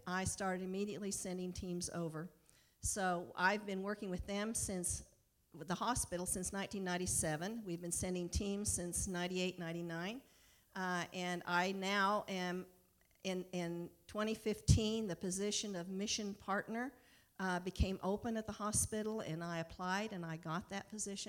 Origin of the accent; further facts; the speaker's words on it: Colorado, United States; moved away as an adult; also born or lived in Kenya; now in Friendswood, Texas, United States; I like to say I was raised in Colorado, but I grew up in Kenya.